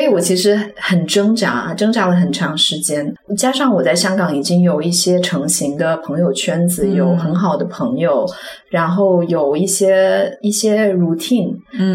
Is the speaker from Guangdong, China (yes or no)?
yes; Guangzhou, Guangdong, China; moved away as an adult; also born or lived in Hong Kong; now in Singapore; 从一个在广州土生土长跟爸妈一起生活很多年的人